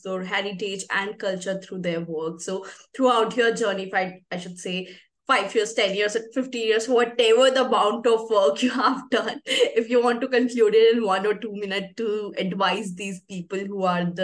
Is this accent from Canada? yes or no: no; North India, India; being North Indian